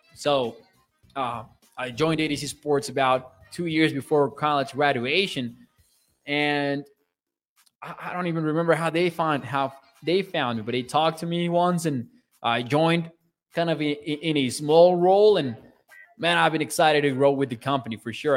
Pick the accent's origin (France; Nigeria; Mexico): Mexico; I'm from Mexico. I am Mexican.